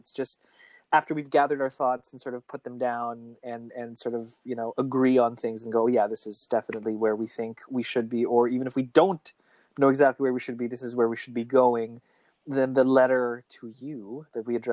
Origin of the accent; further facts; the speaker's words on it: Philippines; we're Filipino for the most part